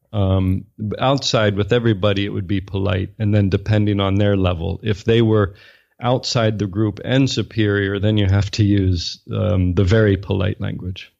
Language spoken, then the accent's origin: English; United States; moved away as an adult; also born or lived in Japan / China; now in Singapore; I'm an American, born and raised, educated in the U S.